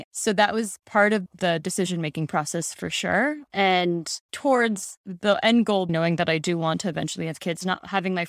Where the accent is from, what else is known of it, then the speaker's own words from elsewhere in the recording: Pakistan; I'm Pakistani and grew up in a Muslim household, and there aren't a lot of Pakistani Muslim women talking about it.